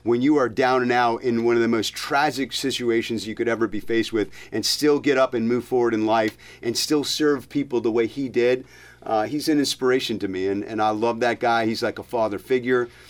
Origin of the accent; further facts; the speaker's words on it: Windham, Connecticut, United States; I went to originally Wyndham Elementary School, and then I went to Natchog because I grew up in Foster Drive